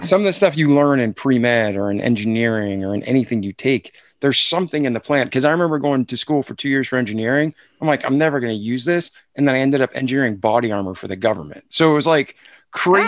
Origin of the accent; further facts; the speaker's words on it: Milford, Massachusetts, United States; I'm from Boston, outside of Boston, Milford, Mass